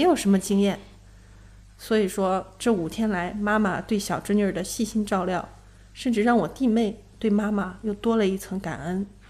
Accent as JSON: {"language": "Chinese", "town": "Xuchang", "region": "Henan", "country": "China", "tie": "born or raised there", "moved": "yes", "said": "回到许昌，我的老家"}